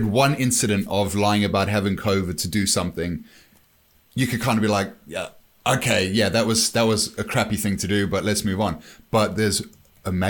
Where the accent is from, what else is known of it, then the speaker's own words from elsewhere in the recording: South Africa; moved away; growing up in South Africa